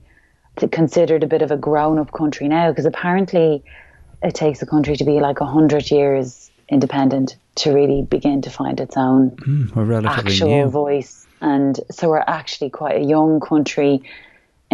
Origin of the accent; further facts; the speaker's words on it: Ireland; who we really are as Irish people